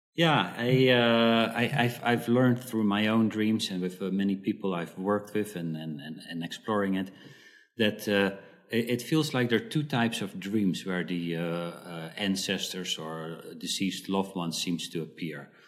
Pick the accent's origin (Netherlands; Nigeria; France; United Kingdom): Netherlands; moved away as an adult; also born or lived in South Africa; at the age when I was four, we moved to the Netherlands, and uh, I lived there for uh, for a, a, pretty long time 20, 20 years